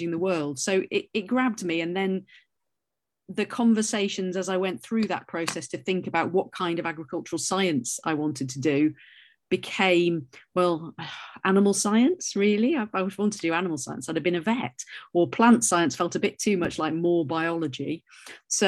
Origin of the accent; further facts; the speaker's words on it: North Wales, United Kingdom; I grew up in Wales, in North Wales, where the rain falls sideways